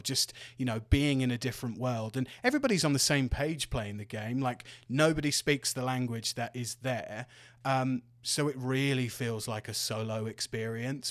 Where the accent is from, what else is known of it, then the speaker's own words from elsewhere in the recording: Devon, South West England, United Kingdom; my hometown in Devon